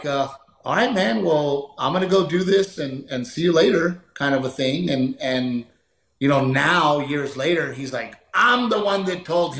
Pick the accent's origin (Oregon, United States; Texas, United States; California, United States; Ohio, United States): Texas, United States; And being a Texan, you know, I get so frustrated because Texas should have another NFL team